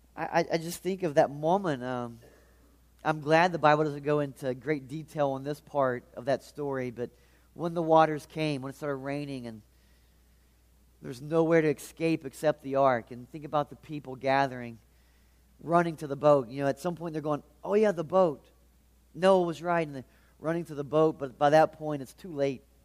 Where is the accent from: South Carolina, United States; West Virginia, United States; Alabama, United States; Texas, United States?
West Virginia, United States; Charleston; I'm from the Charleston area